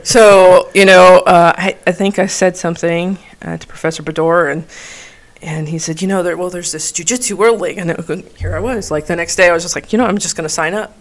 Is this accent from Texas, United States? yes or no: yes; El Paso, Texas, United States; I grew up in El Paso, Texas